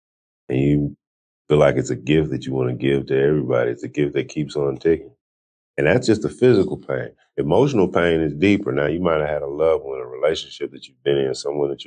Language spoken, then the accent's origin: English; California, United States; I'm born and raised in California